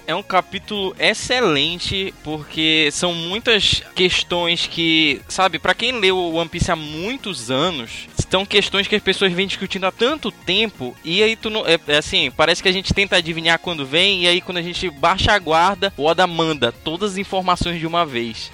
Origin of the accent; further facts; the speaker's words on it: Belém, Pará, Brazil; sou de Belém do Pará